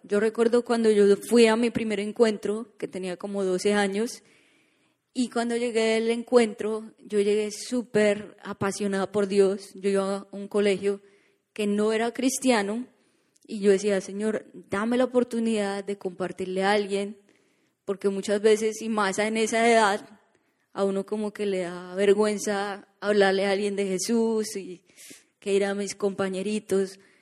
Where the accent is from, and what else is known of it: Colombia; now in Orlando, United States